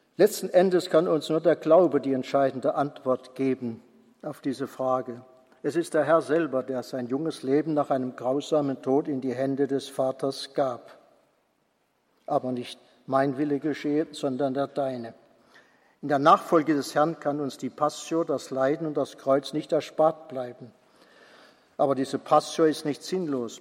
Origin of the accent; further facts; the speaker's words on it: Mosbach, Baden-Württemberg, Germany; now in Bonn, Germany; meiner Heimatgemeinde Musbach